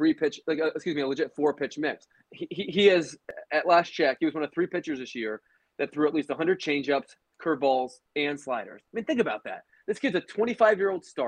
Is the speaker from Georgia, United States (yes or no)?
no; Baltimore, Maryland, United States; moved away; I was born in Baltimore